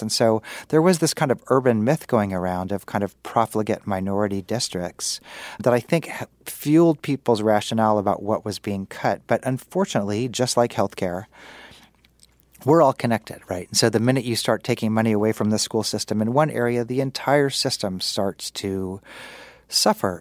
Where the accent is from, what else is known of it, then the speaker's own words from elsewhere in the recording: Kansas City, United States; I'm from Kansas City